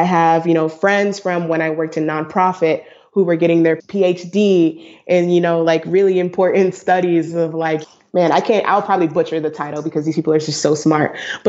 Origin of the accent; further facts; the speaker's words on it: Brooklyn, New York, United States; she's from Chicago. I'm from Brooklyn. And so, you know, now we're on the West Coast